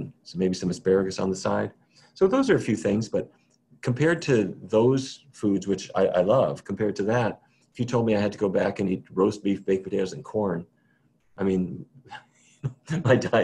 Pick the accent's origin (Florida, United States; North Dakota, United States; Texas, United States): North Dakota, United States; now in Washington, D.C., United States; I grew up in North Dakota, where it was every day was roast beef, baked potatoes, and corn